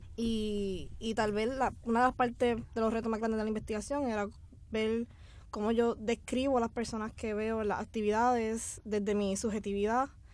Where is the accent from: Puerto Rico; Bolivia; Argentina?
Puerto Rico; Aibonito; yo soy del pueblo de Bonito